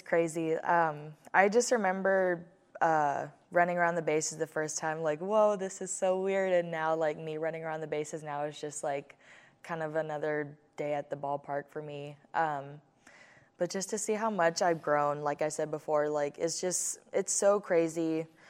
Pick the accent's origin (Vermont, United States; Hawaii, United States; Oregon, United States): Hawaii, United States; as I was growing up in Hawaii